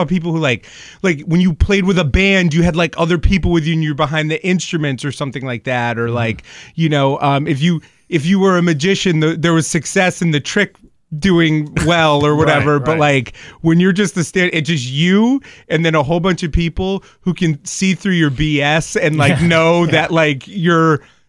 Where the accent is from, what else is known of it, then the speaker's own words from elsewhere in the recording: Springfield, Massachusetts, United States; So when I was growing up here, I was raised in Springfield. I went to St. Matthew's, and then I ended up going to Minichog after